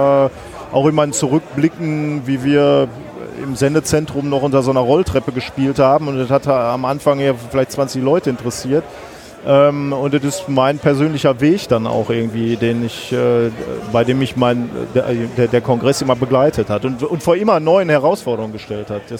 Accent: North Rhine-Westphalia, Germany; komm aus dem Ruhrgebiet

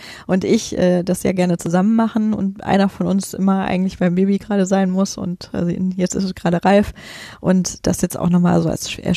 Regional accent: Göttingen, Lower Saxony, Germany; now in Berlin, Germany; wir kommen ja alle aus Göttingen und das war so ein bisschen Koinzidenz, dass wir da alle zusammen zu ungefähr gleichen Zeit nach Berlin gezogen sind

